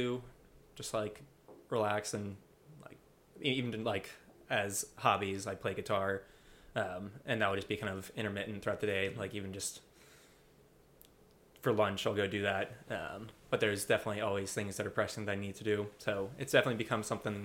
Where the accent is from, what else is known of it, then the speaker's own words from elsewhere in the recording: Front Royal, Virginia, United States; I grew up in Front Royal